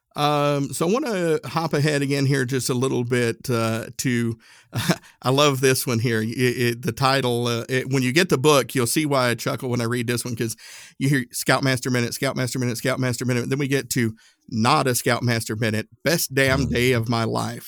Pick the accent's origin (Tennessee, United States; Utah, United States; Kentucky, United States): Tennessee, United States; Appalachian Mountains; country boy from Tennessee. I grew up in the Appalachian Mountains